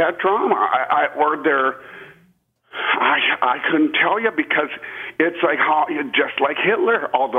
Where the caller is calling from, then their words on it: Austin, Texas, United States; I'm calling from Austin, Texas.